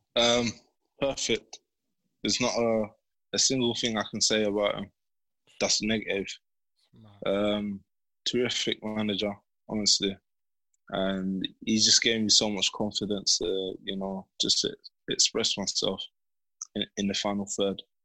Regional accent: London, United Kingdom; growing up in Bermondsey? Yeah, it was calm. Yeah, um, I had a few friends around there. Went to the same primary school.

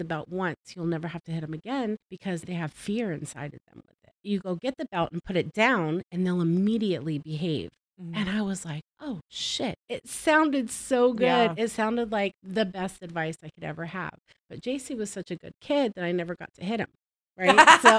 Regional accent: the South, United States; And I'm from the South and everybody hits their kids.

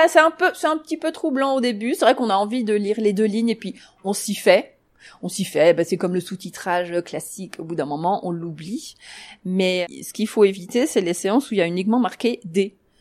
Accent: Paris, Île-de-France, France; moved away as an adult; now in Zurich, Switzerland; je suis parisienne

